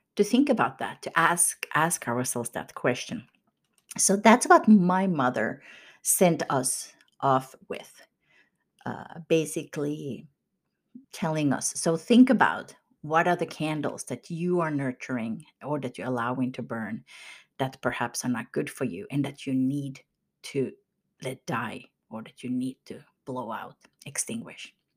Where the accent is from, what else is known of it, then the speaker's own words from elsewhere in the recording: Kokkola, Central Ostrobothnia, Finland; moved away; my hometown in Karleby in Finland